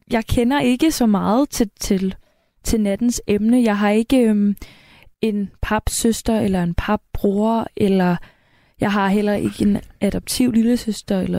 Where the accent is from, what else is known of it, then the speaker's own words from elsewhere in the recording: Karrebæksminde, Zealand, Denmark; Jeg er bare fra Carbæks Minde.